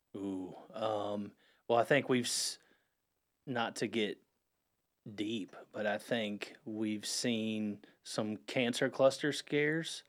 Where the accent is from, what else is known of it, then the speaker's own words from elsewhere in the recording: Huntersville, North Carolina, United States; I'm a Lake Norman born and raised